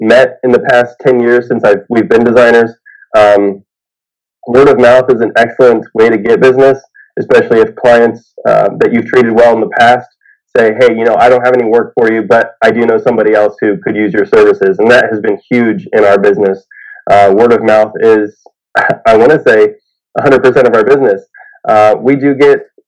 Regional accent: Columbus, Ohio, United States; I am originally from Columbus, Ohio

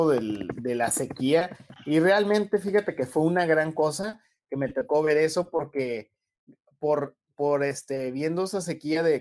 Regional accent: Brownsville, Texas, United States; born there; originalmente nací en Brownsville, Texas

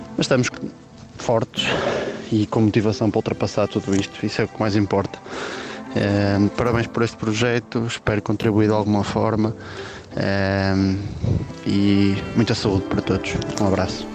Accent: Braga, Norte, Portugal; sou de Braga

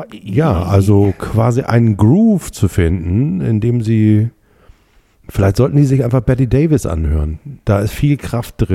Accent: Germany; also ich bin ja hier aufgewachsen, ne? hier, hier oben in, in der Nähe von Hamburg und ähm, in einem kleinen Fischerdorf

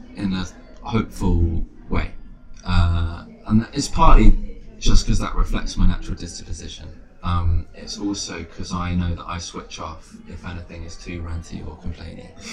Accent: London, United Kingdom; moved away as an adult; also born or lived in Bristol; growing up in London

